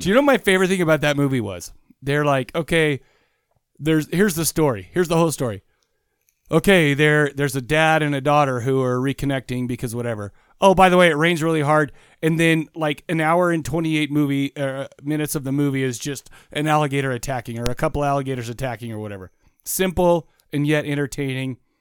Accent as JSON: {"language": "English", "town": "Farmington", "region": "Utah", "country": "United States", "tie": "born or raised there", "said": "Farmington, growing up in Farmington has given me a lot of, uh, it, it taught me manners"}